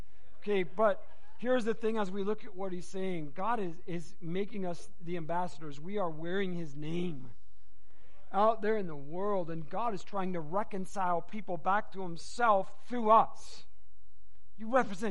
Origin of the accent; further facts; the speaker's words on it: Michigan, United States; now in Arizona, United States; I'm from Michigan.